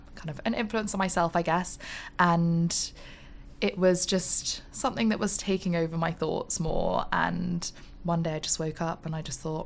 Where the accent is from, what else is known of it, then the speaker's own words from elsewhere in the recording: Oxford, South East England, United Kingdom; also born or lived in Exeter; I grew up in Oxford